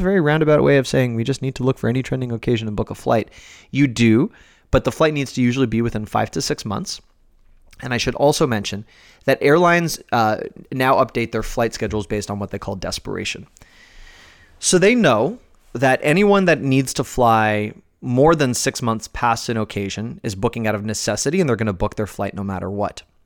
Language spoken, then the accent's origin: English; Toronto, Ontario, Canada; born and raised in Toronto